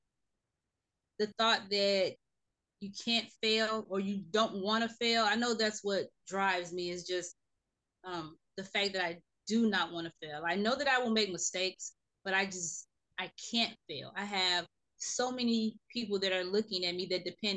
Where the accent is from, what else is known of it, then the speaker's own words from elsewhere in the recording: Gary, Indiana, United States; moved away as an adult; now in Houston, United States; I am originally from Gary, Indiana, a city right outside of Chicago